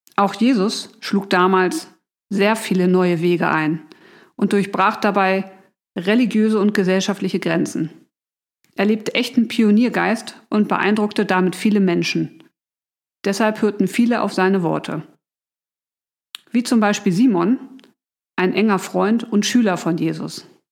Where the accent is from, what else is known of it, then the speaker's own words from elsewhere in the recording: Hamburg, Germany; Ich bin waschechte Hamburgerin